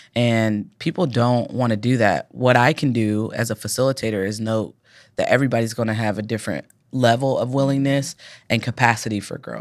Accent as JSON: {"language": "English", "town": "Cincinnati", "region": "Ohio", "country": "United States", "tie": "born or raised there", "said": "I'm from Cincinnati."}